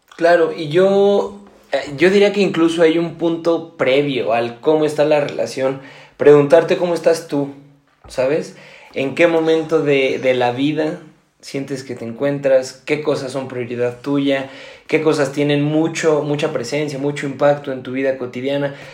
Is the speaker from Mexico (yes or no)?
yes; Mexico; yo soy de México